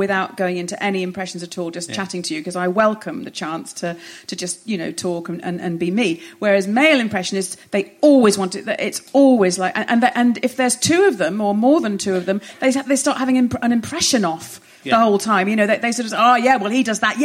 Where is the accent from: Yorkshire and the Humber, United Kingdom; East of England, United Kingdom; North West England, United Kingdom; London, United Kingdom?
North West England, United Kingdom; Hoylake; I grew up in Hoylake, yes, in the northwest, on the Wirral.